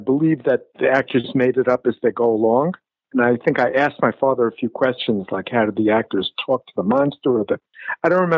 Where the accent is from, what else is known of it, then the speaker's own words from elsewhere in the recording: New York City, New York, United States; When I was a kid growing up in Brooklyn